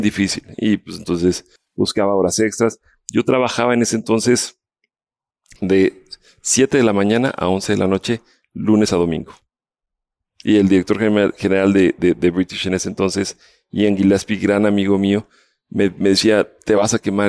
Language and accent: Spanish; Mexico City, Mexico; moved away as an adult; also born or lived in Colombia / Palo Alto, United States; Vivía en la Ciudad de México, yo soy mexicano, nacido de aquí